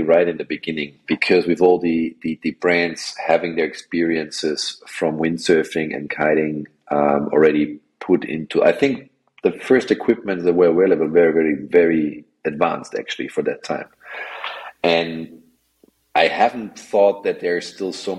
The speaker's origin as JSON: {"language": "English", "region": "Vienna", "country": "Austria", "tie": "born or raised there", "said": "I come from Austria, Vienna. So I come from a landlocked country"}